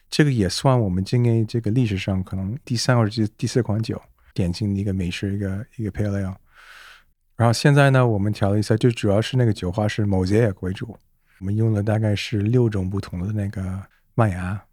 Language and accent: Chinese; Canada; Chinese is a second language; moved away as an adult; now in Beijing, China; 我是在加拿大初创长大 我父母都是中国人，我的爸是香港，然后我妈是上海人